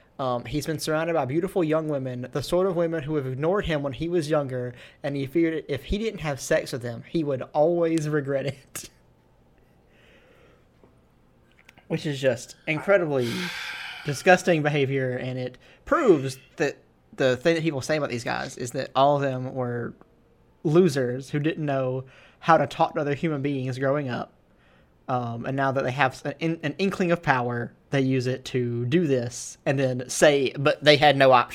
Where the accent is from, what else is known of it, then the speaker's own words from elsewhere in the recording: the South, United States; I love wrestling, and I'm from the South.